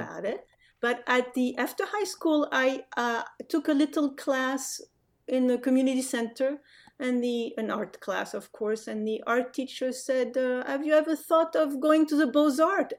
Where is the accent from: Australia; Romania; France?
France; English is a second language; moved away as an adult; also born or lived in Casablanca, Morocco; now in United States; My family, um, moved back to France when I was five. So the, the, the, my growing up is really a French growing up.